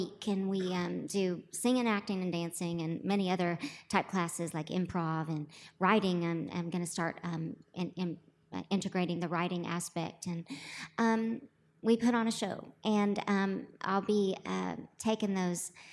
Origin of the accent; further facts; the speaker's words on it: Broken Arrow, Oklahoma, United States; moved away; I grew up in Broken Arrow, Oklahoma